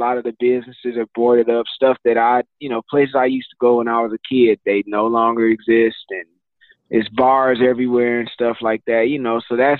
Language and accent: English; Flint, Michigan, United States; growing up in Flint. And I'm a church boy. You know, I'm a pastor's kid. My whole family is from church.